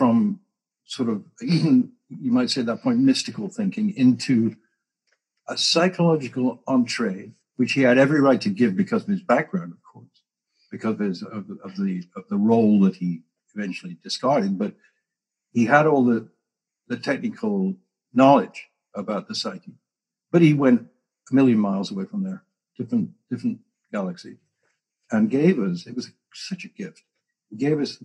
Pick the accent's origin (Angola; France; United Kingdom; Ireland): United Kingdom; England; moved away; I came from England, stiff upper lip, don't admit anything, total denial, all of that. I wasn't the worst example of that, but I was from there